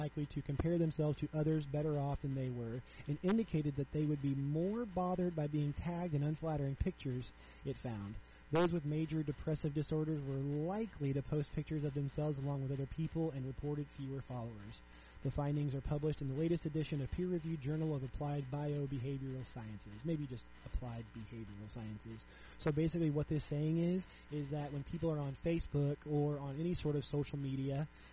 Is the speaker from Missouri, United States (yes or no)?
yes; Southwest Missouri, United States; I'm from Southwest Missouri, so Joplin is really close to my heart